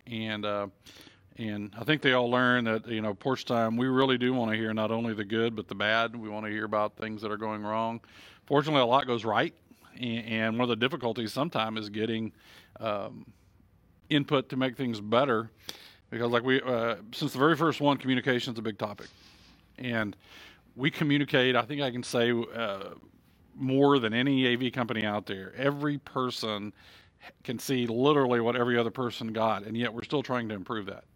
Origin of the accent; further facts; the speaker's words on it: Texas, United States; as a Texan